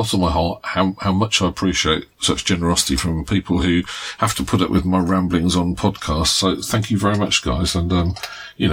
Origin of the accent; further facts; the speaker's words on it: United Kingdom; we are British